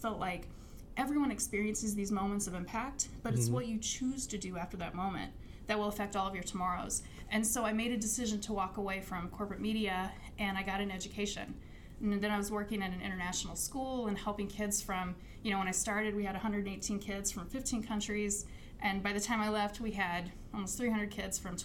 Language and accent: English; Alton, Illinois, United States; we grew up in Alton, Illinois